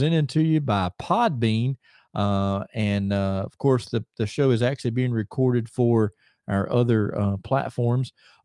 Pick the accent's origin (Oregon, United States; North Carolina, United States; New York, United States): North Carolina, United States; Mooresville; We're coming to you from here in my hometown of Mooresville, North Carolina